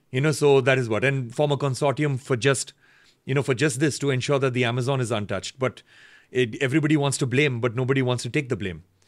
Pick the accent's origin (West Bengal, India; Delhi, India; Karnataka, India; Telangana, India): Karnataka, India; Bangalore; growing up in Bangalore, making independent music